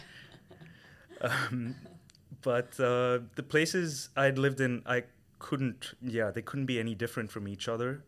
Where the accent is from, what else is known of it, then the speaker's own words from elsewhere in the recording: Chennai, Tamil Nadu, India; moved away as an adult; I come from India. from a small metro in the south called Chennai.